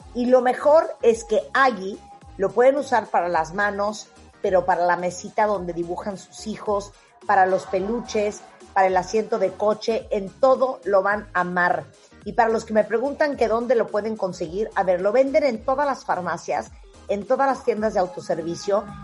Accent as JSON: {"language": "Spanish", "country": "Mexico", "said": "nosotros en México"}